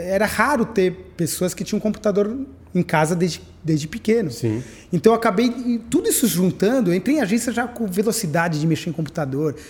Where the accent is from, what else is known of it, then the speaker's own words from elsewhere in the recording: São Paulo, Brazil; eu nasci em São Paulo. É, eu nasci na maternidade de São Paulo